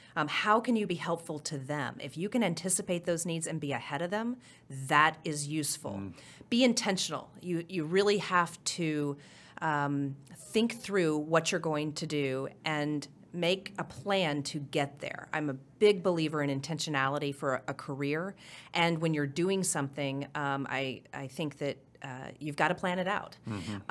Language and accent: English; Oklahoma City, Oklahoma, United States; moved away as an adult; also born or lived in Norman, Oklahoma / Miami, Oklahoma / Clinton, Oklahoma / Tulsa, Oklahoma; born and raised in Oklahoma. I lived, uh, I was born in Norman, grew up in Miami, went from the fourth grade through high school in Oklahoma City